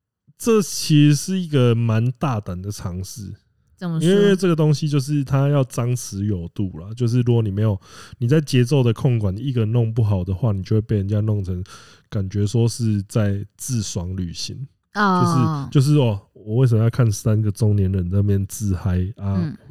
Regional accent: Kaohsiung, Taiwan; 啊，因为我是高雄人了。

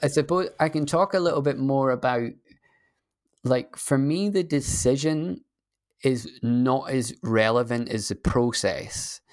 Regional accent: Scotland, United Kingdom; I'm a Scottish person

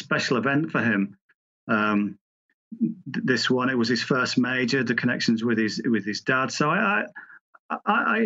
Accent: England, United Kingdom; as an Englishman

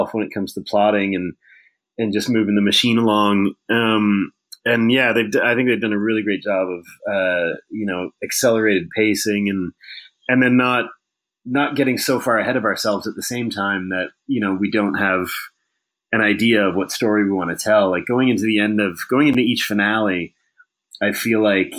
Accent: Ottawa, Ontario, Canada; also born or lived in British Columbia, Canada / Vancouver, Canada / Texas, United States; now in Los Angeles, United States; I'm from Ottawa originally

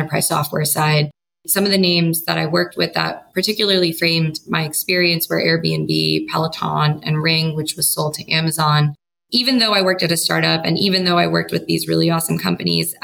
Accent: New York, United States; also born or lived in San Francisco; I grew up in New York and I went to school in New York and I started working in New York

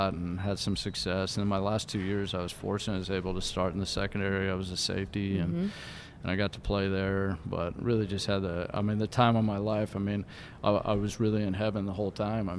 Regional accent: West Coast, United States; also born or lived in Philadelphia area / New Jersey; now in Detroit, United States; I grew up on the West Coast

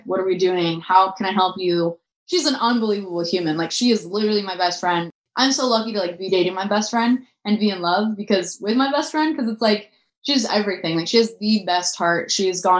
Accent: Orange County, California, United States; I'm from Orange County. Like, I feel like, you know, I'm just like from this like little city in Orange County

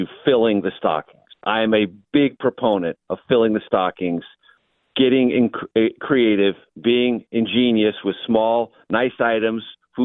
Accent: San Diego, California, United States; now in Washington, D.C., United States; San Diego, where I grew up

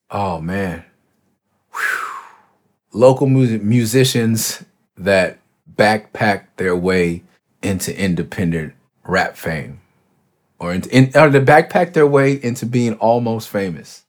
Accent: Los Angeles, California, United States; I got a tattoo that says Cloverdale. Like, you wanna know where I'm from? Like, that's where I'm from

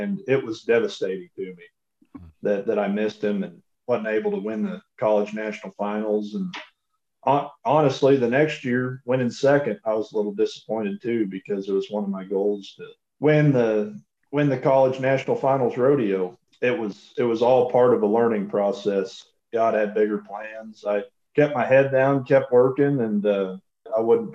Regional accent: Iowa, United States; moved away as an adult; also born or lived in Alva, Oklahoma; now in Oklahoma, United States; growing up in Iowa

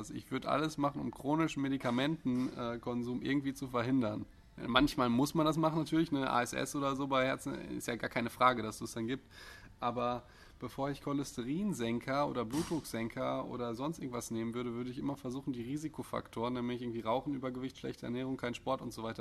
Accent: Austria; Ich bin Österreicher.

